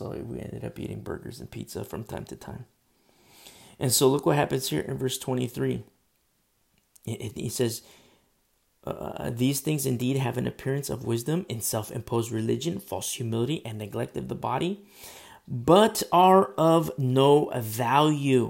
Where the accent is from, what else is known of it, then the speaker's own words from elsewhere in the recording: United States; I'm American